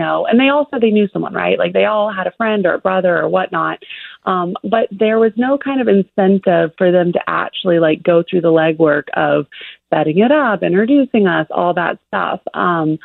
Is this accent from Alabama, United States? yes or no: yes; Alabama, United States; my dad's British, but I was raised in Alabama